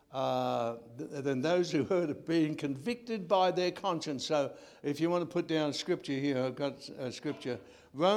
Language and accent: English; Australia; Being an Australian